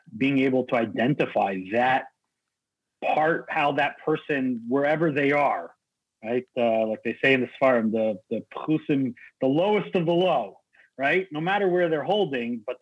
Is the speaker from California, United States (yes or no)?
yes; San Diego, California, United States; growing up in La Jolla